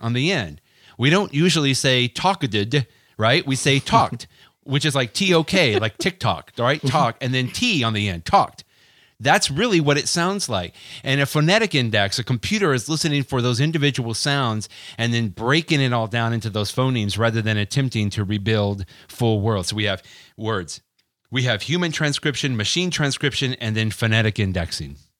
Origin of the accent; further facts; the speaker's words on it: Texas, United States; accent: Texas; my Texas accent